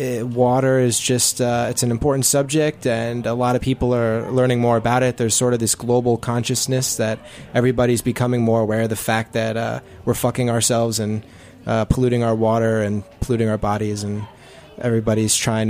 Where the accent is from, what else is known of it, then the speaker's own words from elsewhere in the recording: New Jersey, United States; I'm from New Jersey. I grew up with Aaron and Randolph